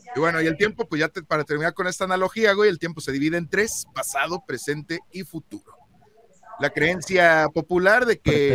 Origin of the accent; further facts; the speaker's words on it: Celaya, Guanajuato, Mexico; yo soy de Celaya